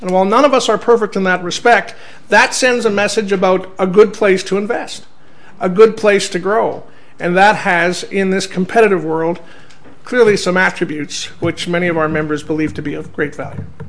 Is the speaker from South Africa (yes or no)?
no; Canada; growing up in Canada